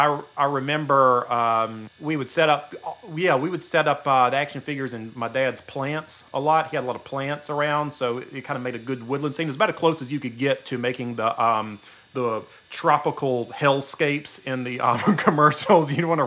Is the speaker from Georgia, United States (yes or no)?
yes; Georgia, United States; moved away; In case you're wondering where my beautiful Midwest accent comes from, I'm from South Georgia, but I moved up here.